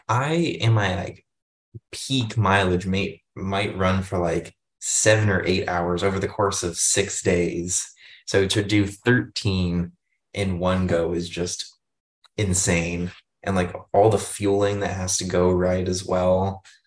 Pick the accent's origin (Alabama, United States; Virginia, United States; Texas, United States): Virginia, United States; Northern; I'm from Northern Virginia